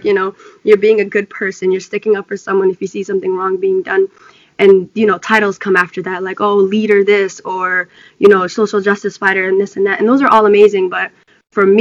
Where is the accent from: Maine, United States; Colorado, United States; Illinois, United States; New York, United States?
Maine, United States; Lewiston; also born or lived in Ethiopia; Lewiston was a hybrid, and it was a hybrid in the making while I was growing up